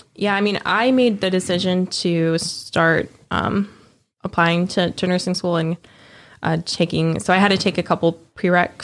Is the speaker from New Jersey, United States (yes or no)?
yes; New Jersey, United States; moved away; also born or lived in Memphis; I grew up in New Jersey, but we no longer have, like, none of our family lives there anymore